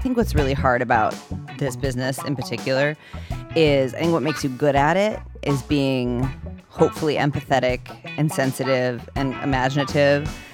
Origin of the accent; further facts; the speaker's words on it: Oak Park, Illinois, United States; I grew up, um, just outside of Chicago in Oak Park, Illinois.